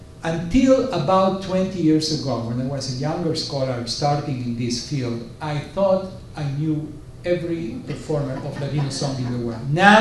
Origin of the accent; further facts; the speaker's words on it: Israel; also born or lived in Uruguay / Southern California; I lived in Southern California as a Latino. Nobody knew that I was from Israel